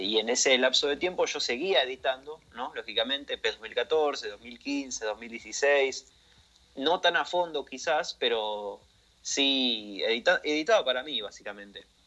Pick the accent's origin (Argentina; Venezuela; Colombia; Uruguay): Argentina; accent: Argentine; Soy argentino, como notarán en mi acento, en mi forma de hablar